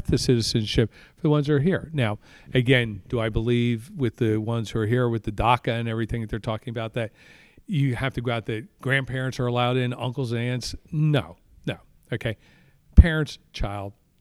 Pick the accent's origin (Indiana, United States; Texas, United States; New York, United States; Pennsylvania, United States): Pennsylvania, United States; Pottsville; from Pottsville in Schuylkill County that is representing the 9th District